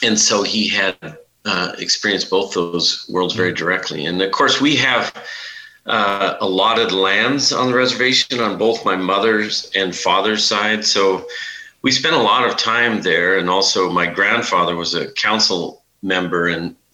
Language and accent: English; Billings, Montana, United States; Billings, where I grew up, was part of the reservation